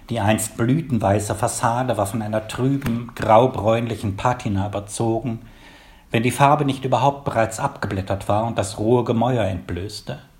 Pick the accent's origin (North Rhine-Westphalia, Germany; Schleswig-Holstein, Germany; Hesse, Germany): North Rhine-Westphalia, Germany; Wuppertal; born there; also born or lived in Palatinate; geboren 1954 in Wuppertal. Um die Jahrtausendwende habe ich einige Jahre in der Pfalz gelebt.